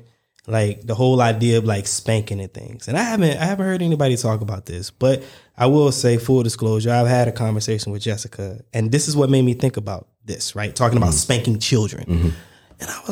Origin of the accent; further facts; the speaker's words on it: the South, United States; I grew up, I mean, I'm from the South in the US